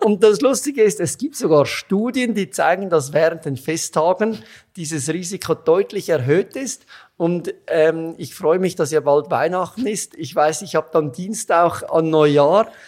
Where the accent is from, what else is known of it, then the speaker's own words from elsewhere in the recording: Switzerland; accent: Swiss; moved away as an adult; also born or lived in Zurich; now in Vienna, Austria; Das hört man ziemlich schnell, dass ich aus der Schweiz bin.